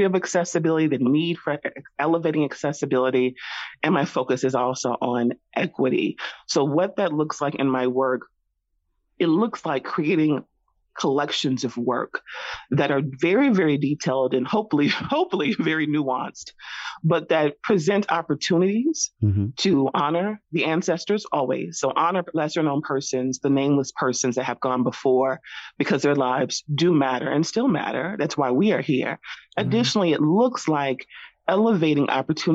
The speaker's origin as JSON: {"language": "English", "region": "the South", "country": "United States", "tie": "born or raised there", "moved": "yes", "said": "I am originally from the South. So I kind of grew up in this culture"}